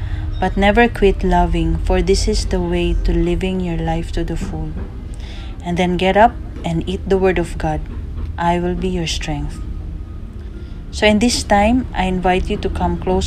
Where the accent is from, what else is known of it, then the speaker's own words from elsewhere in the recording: Cagayan de Oro, Northern Mindanao, Philippines; from Philippines